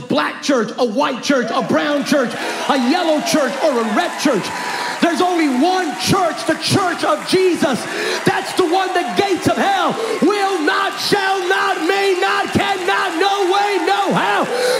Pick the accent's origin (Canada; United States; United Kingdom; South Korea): United States; California; I come from California.